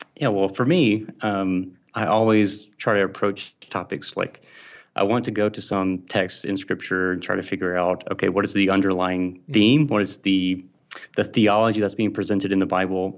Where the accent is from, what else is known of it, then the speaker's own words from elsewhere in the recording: Mississippi, United States; I'm from Mississippi, and I'm a Southern boy, uh, grew up here